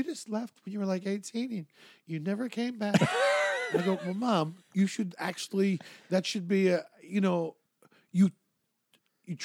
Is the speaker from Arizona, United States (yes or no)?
no; Philadelphia, Pennsylvania, United States; moved away as an adult; now in Los Angeles, United States; I grew up in Philadelphia. Philadelphia is like a smaller New York.